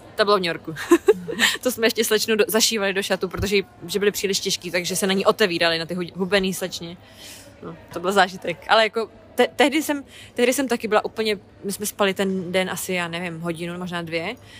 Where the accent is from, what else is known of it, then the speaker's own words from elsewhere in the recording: Hradec Králové, Hradec Králové Region, Czechia; moved away as an adult; now in London, United Kingdom; V Mým rodném Hradci